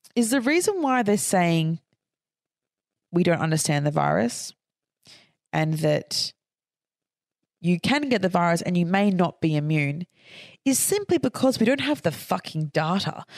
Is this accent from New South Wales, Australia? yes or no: no; Queensland, Australia; I'm from Queensland.